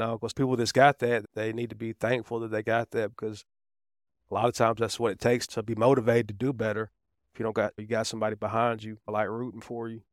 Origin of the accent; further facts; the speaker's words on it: Riverdale, Georgia, United States; also born or lived in Atlanta, Georgia / East Point, Georgia; I was raised in Riverdale, which is right below